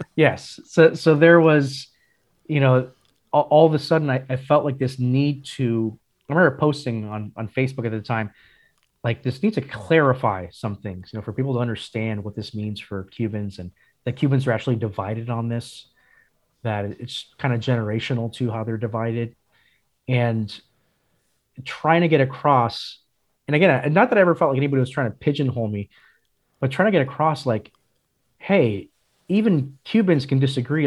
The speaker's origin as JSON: {"language": "English", "town": "Miami", "region": "Florida", "country": "United States", "tie": "born or raised there", "also_born_or_lived": "St. Louis / North Carolina", "said": "I grew up in Miami. I lived in St. Louis for three and a half years, and North Carolina for one and a half years"}